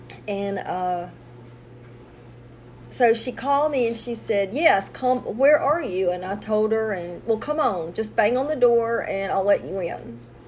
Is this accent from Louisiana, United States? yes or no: yes; Louisiana, United States; I'm from Louisiana.